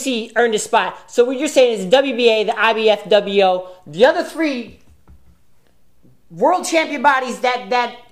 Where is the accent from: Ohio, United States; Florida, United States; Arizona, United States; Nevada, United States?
Nevada, United States; Las Vegas; I'm from Vegas.